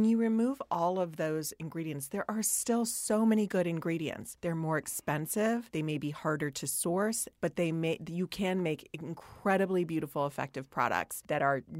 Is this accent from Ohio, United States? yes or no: no; Hawaii, United States; growing up in Hawaii, we were putting on the suntan oil